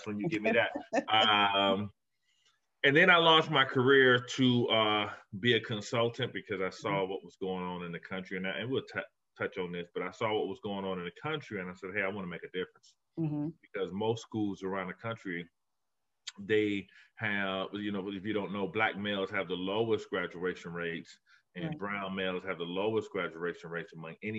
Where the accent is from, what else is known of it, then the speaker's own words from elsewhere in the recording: Miami, Florida, United States; accent: Southern; moved away as an adult; now in Buffalo, United States; I'm originally from Miami, Florida